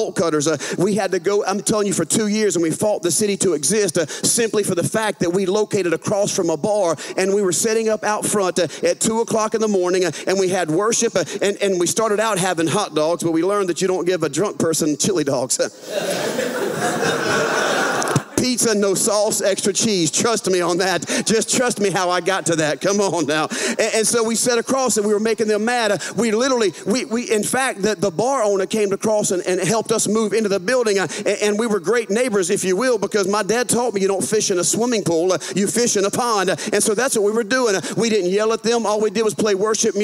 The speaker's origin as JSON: {"language": "English", "region": "Louisiana", "country": "United States", "accent": "southern", "said": "I'm from a northern state, Louisiana"}